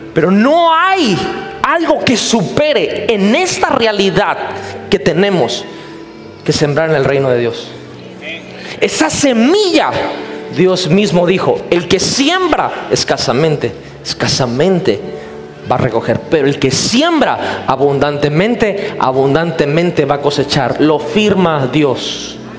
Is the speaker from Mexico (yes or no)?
yes; Mexico; soy cristiano, soy, pero soy mexicano